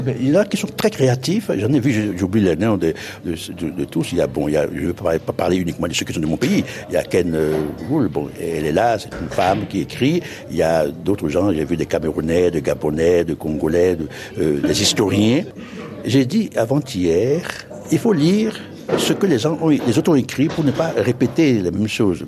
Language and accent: French; Ouidah, Atlantique, Benin; moved away as an adult; also born or lived in Normandy, France; dans mon pays, dans ma ville natale, Glehoué, c'est-à-dire Ouida